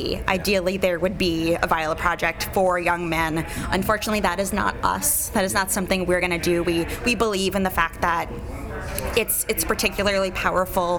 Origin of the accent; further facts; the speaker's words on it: New York City, New York, United States; moved away as an adult; also born or lived in Evanston, Illinois; now in Chicago, United States; I grew up in New York City